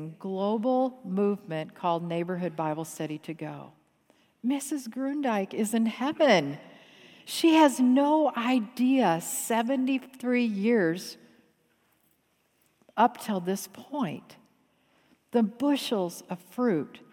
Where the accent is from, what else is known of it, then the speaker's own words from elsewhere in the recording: Grand Rapids, Michigan, United States; now in Atlanta, United States; Although I live in Atlanta, I grew up here in Grand Rapids, so this is my home.